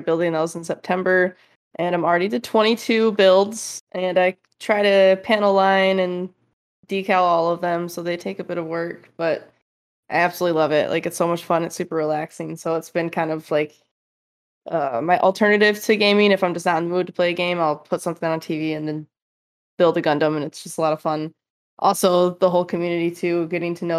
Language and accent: English; Michigan, United States; moved away as an adult; also born or lived in Fremont, California; I'm originally from Michigan, so it was a big move